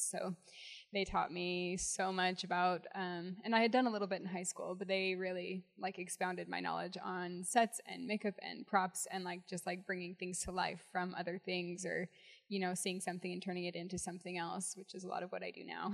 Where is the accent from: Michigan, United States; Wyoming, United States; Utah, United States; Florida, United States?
Utah, United States; St. George; also born or lived in Salt Lake City, Utah; I grew up in St. George, Utah.